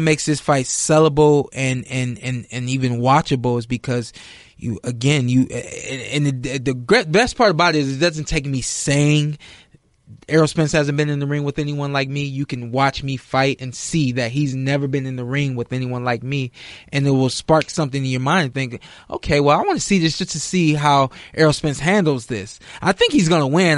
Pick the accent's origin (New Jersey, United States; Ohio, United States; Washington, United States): Ohio, United States; I'm from Ohio